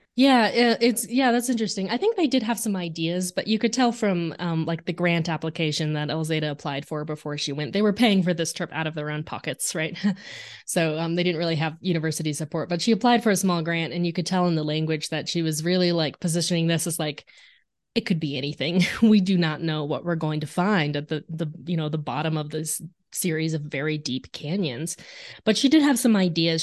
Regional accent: Arizona, United States; I grew up in Arizona

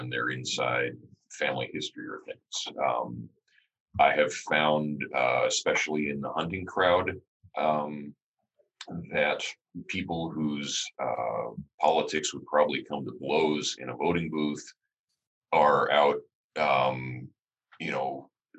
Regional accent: Missoula, Montana, United States; I actually grew up in Missoula.

